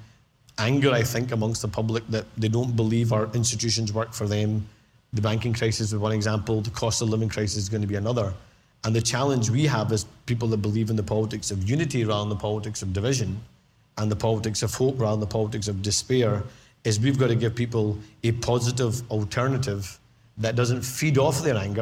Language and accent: English; Scotland, United Kingdom; All of us are just as Scottish as each other